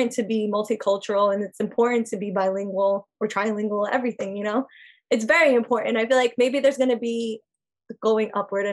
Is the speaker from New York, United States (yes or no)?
yes; New York City, New York, United States; I loved growing up in Queens.